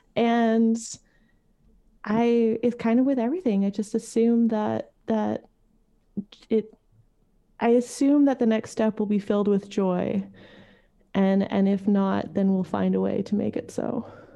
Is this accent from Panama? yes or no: no; Montreal, Quebec, Canada; moved away as an adult; I grew up in Montreal. I moved here thirteen years ago